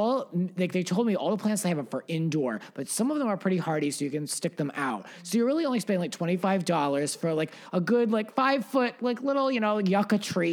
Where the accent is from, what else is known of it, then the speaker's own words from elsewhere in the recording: Rhode Island, United States; growing up in Rhode Island